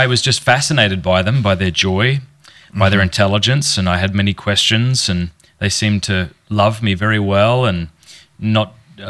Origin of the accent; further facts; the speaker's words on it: Port Pirie, South Australia, Australia; I was raised in Port Pirie, South Australia, a small country town.